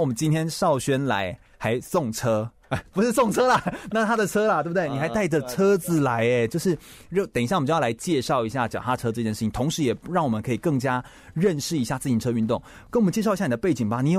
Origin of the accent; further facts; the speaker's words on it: Puli, Nantou County, Taiwan; 我也是埔里人呢，就是真的是南投好地方